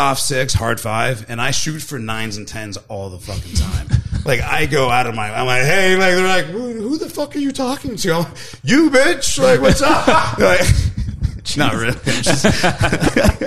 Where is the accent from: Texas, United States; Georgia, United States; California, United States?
California, United States; Southern; also born or lived in San Ysidro / Chula Vista; I grew up in Southern California